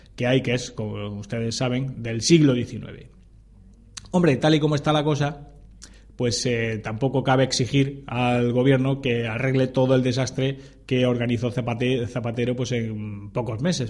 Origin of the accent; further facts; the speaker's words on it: Spain; somos todos los españoles